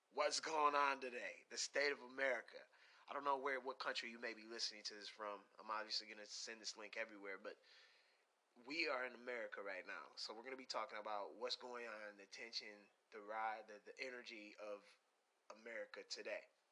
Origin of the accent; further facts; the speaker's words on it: Pontiac, Michigan, United States; moved away; we're from Pontiac, Michigan